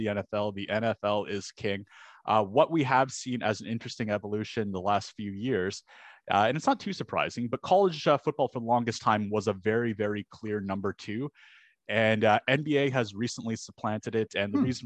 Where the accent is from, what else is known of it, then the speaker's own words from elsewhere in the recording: Canada; as a Canadian